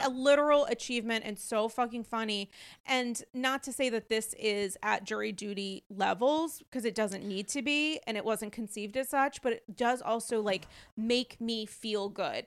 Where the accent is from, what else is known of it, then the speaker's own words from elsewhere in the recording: New York, United States; as a New Yorker